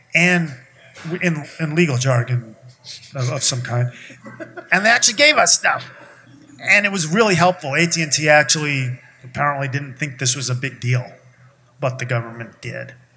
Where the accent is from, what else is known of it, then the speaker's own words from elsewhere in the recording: New York, United States; I'm from New York